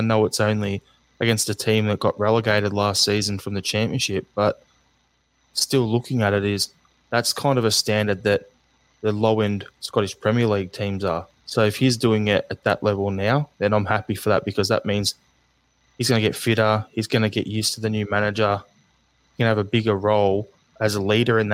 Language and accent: English; Australia; as an Australian